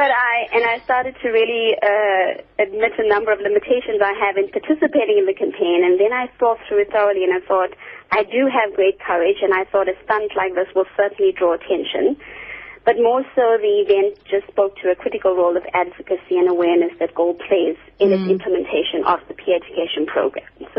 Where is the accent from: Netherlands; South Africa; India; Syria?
South Africa; as South Africans